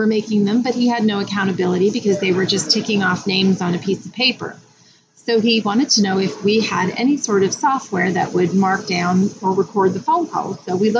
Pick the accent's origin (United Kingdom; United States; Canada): Canada; just outside of Toronto, Ontario; now in Windsor, Canada; I was not born and raised in Windsor, so I was born and raised just outside of Toronto.